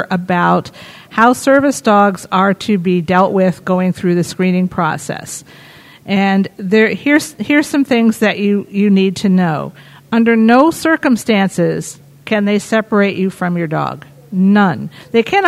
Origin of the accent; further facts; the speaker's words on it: New York City, New York, United States; I come from the New York City area